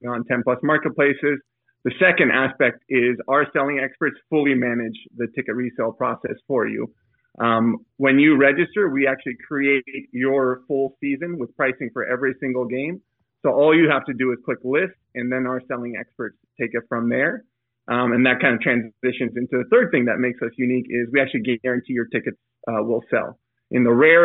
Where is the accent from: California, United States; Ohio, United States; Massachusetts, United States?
California, United States; East Bay, San Francisco Bay Area; I grew up in the East Bay part of the San Francisco Bay Area